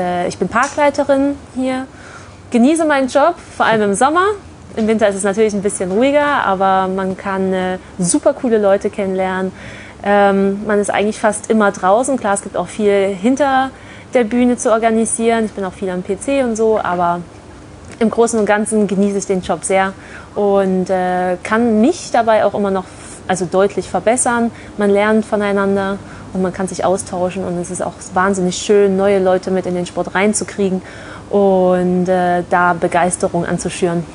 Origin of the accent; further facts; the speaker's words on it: Leipzig, Saxony, Germany; also born or lived in Nuremberg; now in Bochum, Germany; ich komme ursprünglich aus Leipzig bin dann über Nürnberg hier ins wunderschöne Bochum gekommen